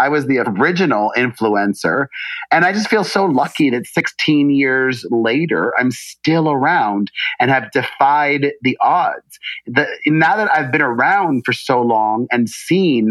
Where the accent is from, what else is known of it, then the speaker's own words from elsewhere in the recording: Miami, Florida, United States; also born or lived in New York City; now in Los Angeles, United States; growing up in the 80s in Miami